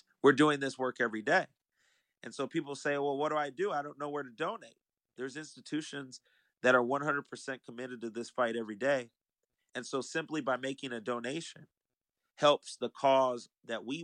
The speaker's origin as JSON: {"language": "English", "town": "San Diego", "region": "California", "country": "United States", "tie": "born or raised there", "said": "I was born at Mercy Hospital in Hillcrest."}